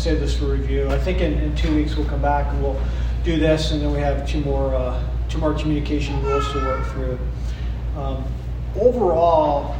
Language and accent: English; East Coast, United States; now in Midwest, United States; I'm up from the East Coast